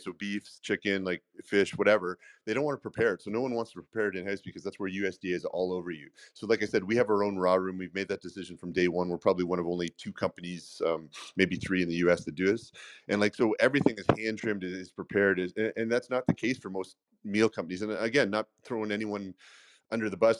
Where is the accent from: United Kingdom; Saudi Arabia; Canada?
Canada; accent: Canadian; now in United States; I grew up not in the states. I grew up in Canada